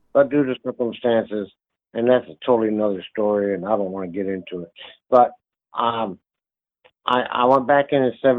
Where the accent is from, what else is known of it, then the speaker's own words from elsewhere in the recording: Kankakee, Illinois, United States; moved away as an adult; also born or lived in Indiana; I grew up in the Midwest, just south of Chicago, in a town called Kankakee, Illinois